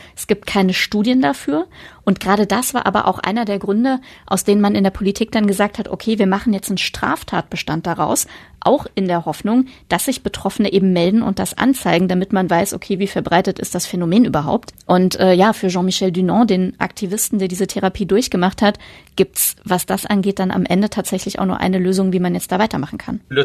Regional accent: Germany; bei uns in Deutschland

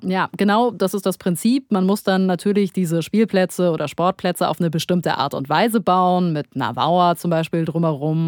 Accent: Germany; bei uns in Deutschland

